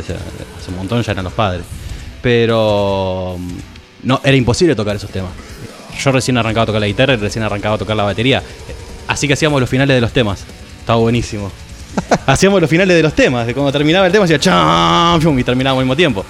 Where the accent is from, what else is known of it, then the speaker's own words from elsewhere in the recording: Isidro Casanova, Buenos Aires Province, Argentina; Nosotros somos una banda de Isidro Casanova, lo digo así porque somos los cuatro, éramos los cuatro de allá.